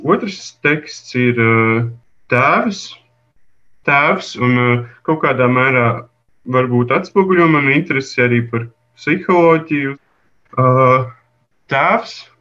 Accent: Madona, Madona Municipality, Latvia; moved away; also born or lived in Riga; es esmu no Lazdonas pagasta, drusku ārpus Madonas

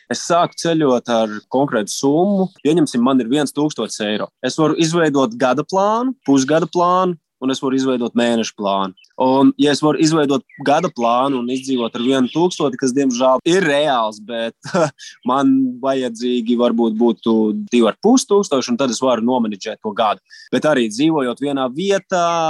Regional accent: Latvia; mēs esam divi latvieši

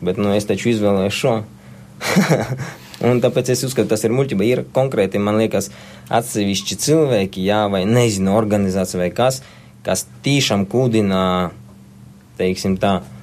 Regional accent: Latvia; Es piedzimu Latvijā. Es saku, tā ir mana zeme

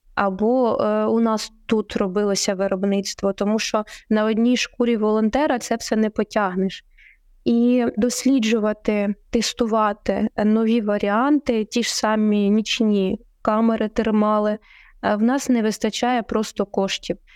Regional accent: Poltava Oblast, Ukraine; мою рідну Полтавську

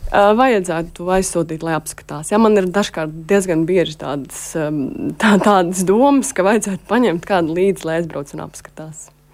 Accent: Latvia; es esmu žurnālists no Latvijas

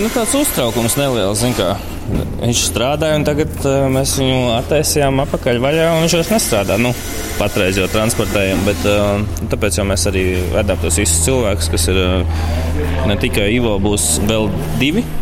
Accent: Latvia; accent: Latvian; es esmu latviečs, ja angliski es runāju ar latviešu akcentu

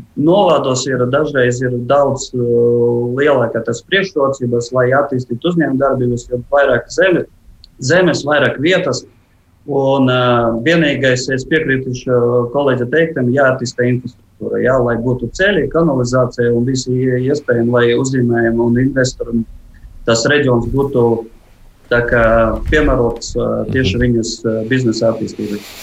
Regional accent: Jelgava, Jelgava Municipality, Latvia; Runājot par manu dzimto pilsētu, kā Jālgava

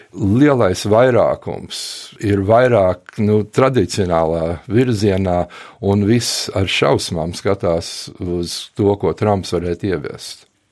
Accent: United States; also born or lived in Germany; now in Latvia; Kaut gan es esmu dzimis Vācijā, es uzaugu Amerikā, un es pirmo reizi Latvijā biju 78. gadā kā turists

